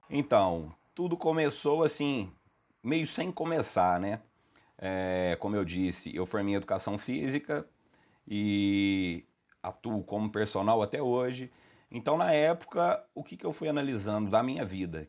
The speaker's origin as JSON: {"language": "Portuguese", "town": "Lavras", "region": "Minas Gerais", "country": "Brazil", "said": "Sou aqui da cidade de Lavras mesmo"}